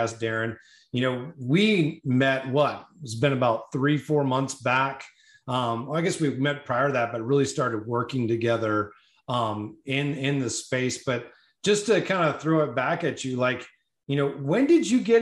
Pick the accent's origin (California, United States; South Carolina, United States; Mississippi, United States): California, United States; Auburn; now in Birmingham, United States; I grew up in Auburn, California